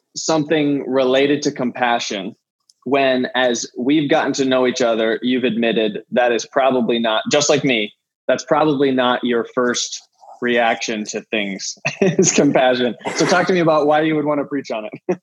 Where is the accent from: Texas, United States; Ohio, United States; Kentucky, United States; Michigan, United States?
Ohio, United States; moved away; we're both from Ohio